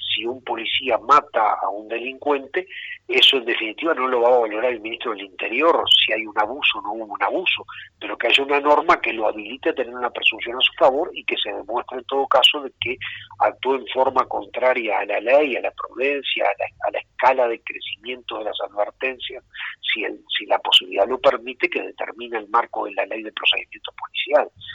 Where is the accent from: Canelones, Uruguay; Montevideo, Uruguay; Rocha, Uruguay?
Rocha, Uruguay; Rocha es, el lugar de mis desvelo, es mi tierra, es el lugar donde tengo mis arraigos